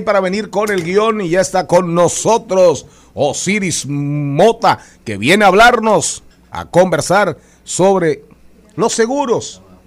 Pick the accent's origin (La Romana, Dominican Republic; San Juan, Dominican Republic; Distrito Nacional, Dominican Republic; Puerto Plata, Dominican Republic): San Juan, Dominican Republic; Matas de Farfán; me crié con amiguitos haitianos sin dudas.